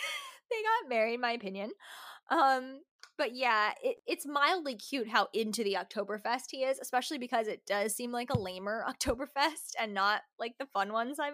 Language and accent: English; Vernon, New Jersey, United States; where I grew up in Sussex County, New Jersey